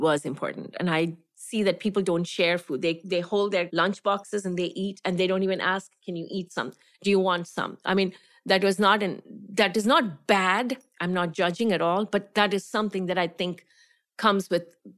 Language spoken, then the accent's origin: English; Gujarat, India; moved away as an adult; also born or lived in Tamil Nadu; now in United States; I am a Tamilian. I'm from south of India. I'm a person from Tamil Nadu, but I grew up in Gujarat, which is the west of India.